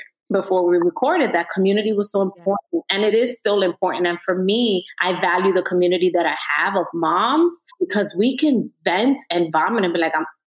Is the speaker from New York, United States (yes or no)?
yes; New York City, New York, United States; I grew up in Washington Heights, walking down the neighborhood.